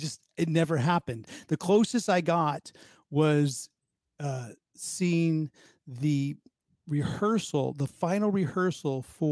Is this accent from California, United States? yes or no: yes; Pleasanton, California, United States; moved away as an adult; Growing up in the Bay Area